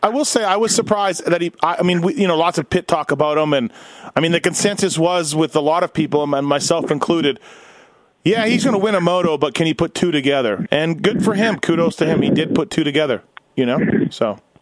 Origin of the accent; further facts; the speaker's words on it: Canada; I'm Canadian